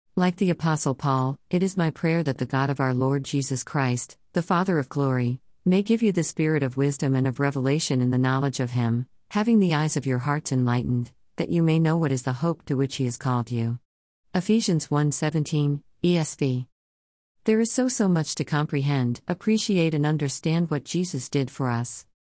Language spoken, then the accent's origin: English; Whidbey Island, Washington, United States; I was fortunate to be born in Washington State. I grew up on Whidbey Island